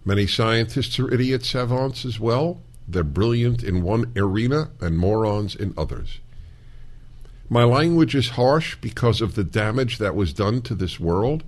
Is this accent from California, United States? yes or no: no; New York, United States; moved away; I come from New York. I fled New York